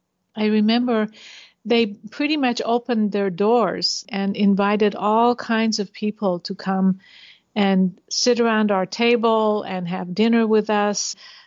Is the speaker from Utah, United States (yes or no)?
yes; Logan, Utah, United States; also born or lived in Tehran, Iran; for the first 10 years of my life, I lived in Iran, in Tehran. And then after 10, I grew up for 35 years in Utah.